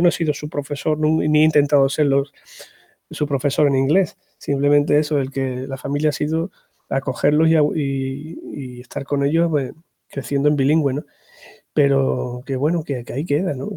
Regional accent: Andalusia, Spain; also born or lived in Extremadura; now in Zafra, Spain; soy andaluz de, procedencia, pero llevo ya más de 24 años aquí por Extremadura

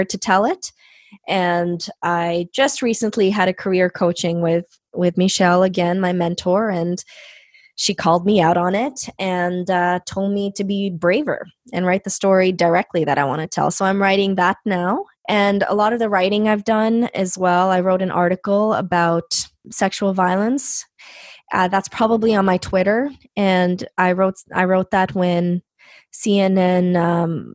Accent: Canada; first language Punjabi; English is a second language; I was born in Canada

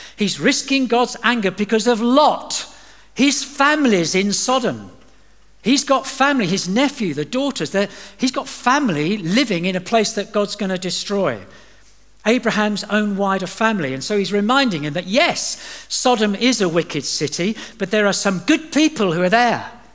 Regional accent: England, United Kingdom; also born or lived in Dubai / Doha; I'm from uh, England.

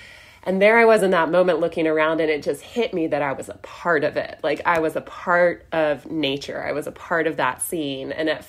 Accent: Southern Appalachians, United States; So growing up in the Southern Appalachians, I had always heard of the Appalachian Trail.

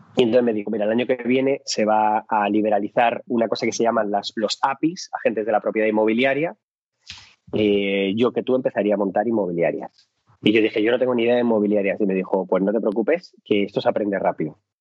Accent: Madrid, Community of Madrid, Spain; yo soy de Carabanchel, un barrio que adoro, amo, eh, pero el Carabanchel de los 80 era un barrio complicado

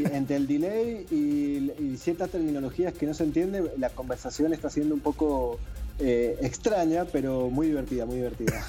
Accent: Mendoza, Argentina; Sebastián y yo somos de Mendoza, estamos a mil kilómetros de, Buenos Aires

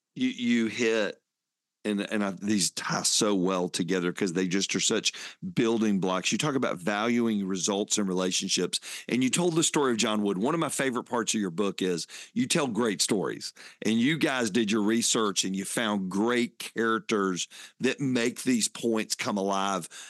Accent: Fayetteville, Georgia, United States; Growing up in Fayetteville, Georgia, those were my hometown

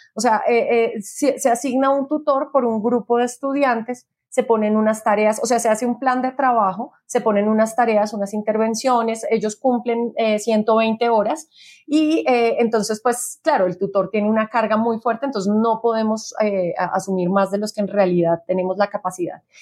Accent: Bogotá, Colombia; nosotros somos bogotanos

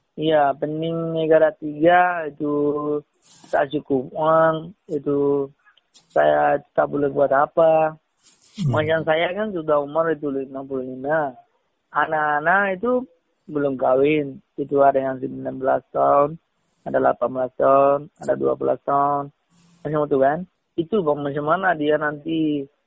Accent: Rakhine State, Myanmar; moved away as an adult; also born or lived in Malaysia; now in Medan, Indonesia; Saya orang Myanmar, Suahingga

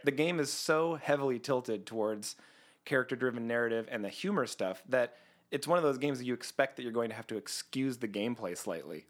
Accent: Canada; I'm Canadian.

